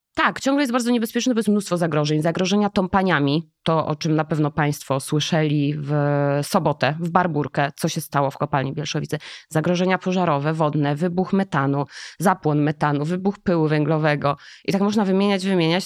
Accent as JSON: {"language": "Polish", "town": "Jaworzno", "region": "Lesser Poland", "country": "Poland", "tie": "born or raised there", "said": "ja urodziłam się w Jaworznie, to nie jest Śląsk, to jest taki dziwny trójkąt"}